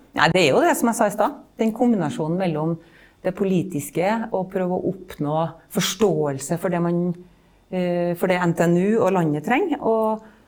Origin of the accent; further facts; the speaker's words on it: Malvik, Trøndelag, Norway; Jeg er fra Malvik, så er jeg en landsens jente. Vokste opp i et byggefelt